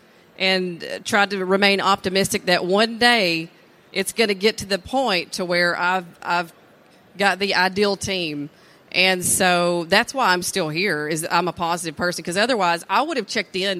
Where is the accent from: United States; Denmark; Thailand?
United States; East Texas; I have a pretty diverse background for being, you know, born and raised in East Texas.